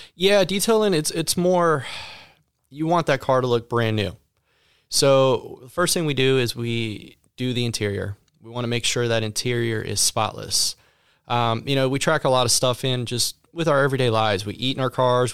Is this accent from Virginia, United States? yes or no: no; Ohio, United States; also born or lived in Palm Beach, Florida / Texas; now in Sugar Land, United States; I was born and raised in Ohio.